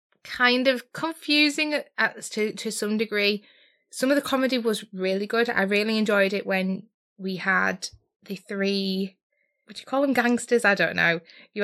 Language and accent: English; United Kingdom; I like sarcasm. Yeah. I'm British.